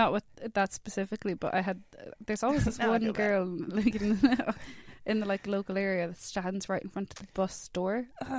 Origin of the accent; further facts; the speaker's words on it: Limerick, Munster, Ireland; moved away as an adult; now in England; There was one guy I had from Limerick on the podcast, where that's where I'm from.